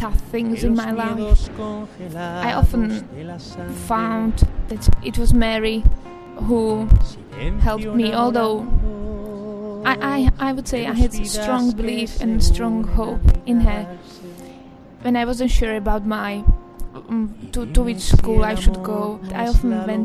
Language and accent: English; Slovakia; I'm from Slovakia